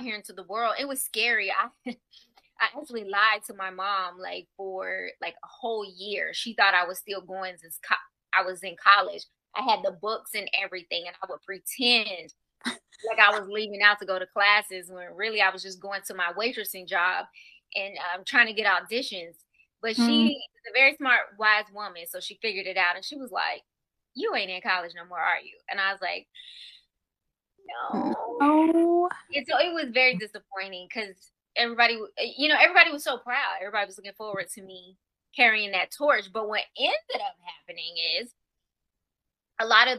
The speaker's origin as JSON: {"language": "English", "town": "Marietta", "region": "Georgia", "country": "United States", "tie": "born or raised there", "also_born_or_lived": "Atlanta, Georgia", "said": "I grew up in Marietta"}